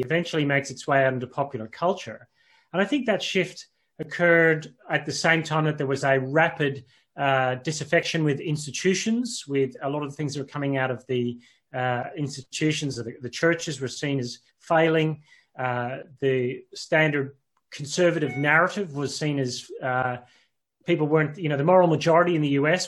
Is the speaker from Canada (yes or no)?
no; Northern Ireland, United Kingdom; moved away; also born or lived in Australia; I actually grew up in Northern Ireland. So I was born in Northern Ireland